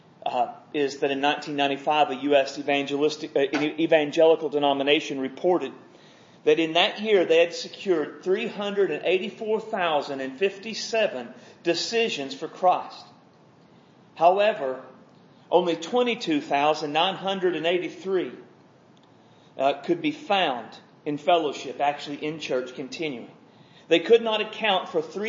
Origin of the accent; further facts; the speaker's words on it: United States; I'm an American and I know what goes on in the church in America